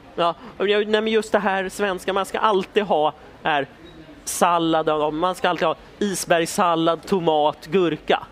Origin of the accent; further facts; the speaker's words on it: Stockholm, Stockholm County, Sweden; vi i Stockholm